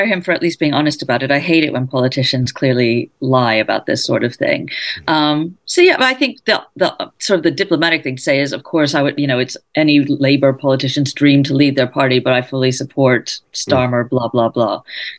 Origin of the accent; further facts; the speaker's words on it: United States; moved away; I am American, though.